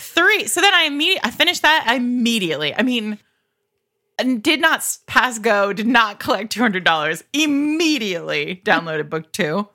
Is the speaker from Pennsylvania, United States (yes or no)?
no; Rhode Island, United States; I grew up in Rhode Island where we, like, have the actual mob